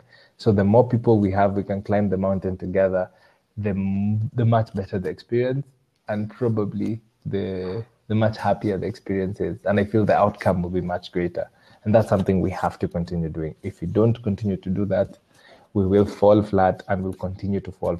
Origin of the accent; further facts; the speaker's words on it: Kenya; Yeah, of course. I'm Kenyan. Lots of milk.